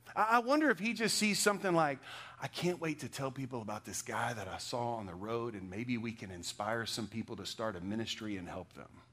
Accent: Texas, United States; moved away; What I am is a Texan

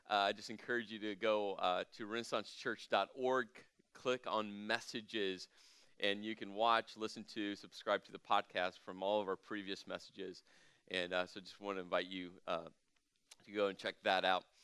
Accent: Midwest, United States; not too spicy. I am from the Midwest.

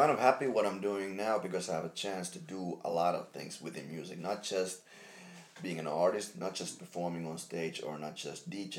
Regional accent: Jyväskylä, Central Finland, Finland; English is a second language; I'm from Jyväskylä

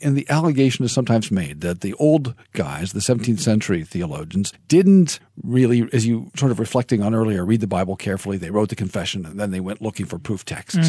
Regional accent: United States; I'm an American

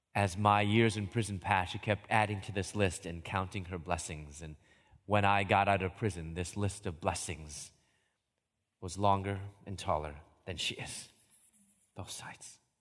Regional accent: Chicago, Illinois, United States; moved away as an adult; also born or lived in Louisville / Atlanta; I moved from Chicago, where I'm from, down to Louisville

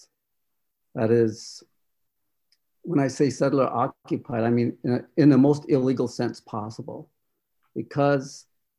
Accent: Rosebud Sioux Reservation, South Dakota, United States; I am in my homelands that is illegally occupied by settlers

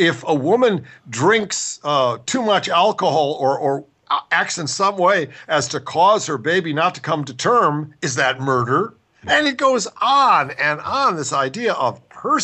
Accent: Ohio, United States; moved away; also born or lived in Washington State; I grew up in Ohio with state stores

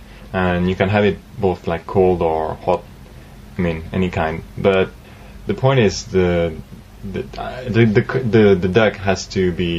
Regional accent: southern France, France; English is a second language; moved away; also born or lived in Paris; I was born in the south. Actually, it's the place they make foie gras.

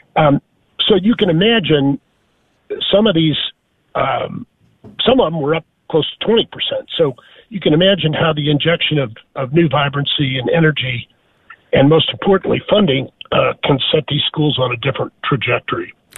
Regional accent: St. Louis, Missouri, United States; moved away; also born or lived in Dallas; I grew up in St. Louis, Missouri

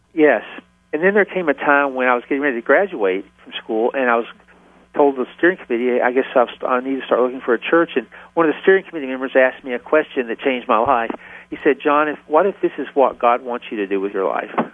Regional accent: Tennessee, United States; accent: Southern; moved away as an adult; now in Philadelphia, United States; if you can't tell it by now from my accent, I'm from the South. Even though I live, I've lived in Philadelphia for 35 years, I'm from Tennessee

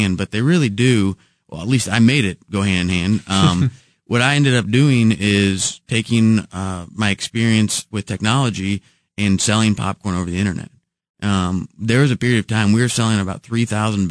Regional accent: Kansas City, Missouri, United States; It's Kansas City. I grew up in the Waldo neighborhood

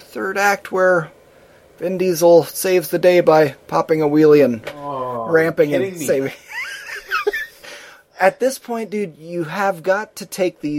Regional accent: United States; we grew up in Amish country

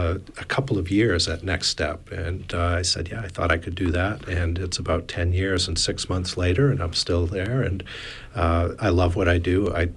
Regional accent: Hancock County, Maine, United States; And I'm originally from Hancock County.

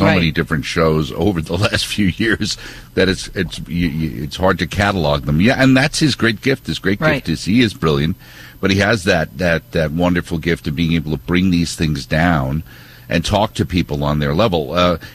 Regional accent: Northeast, United States; We grew up in the Northeast

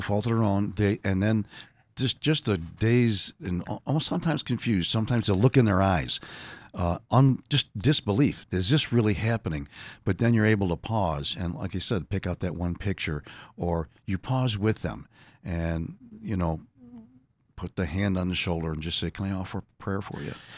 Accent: Buffalo, New York, United States; born and raised in Buffalo, New York

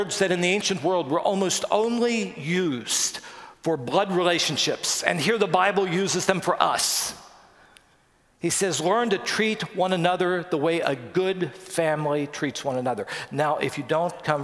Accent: West Virginia, United States; we grew up in West Virginia

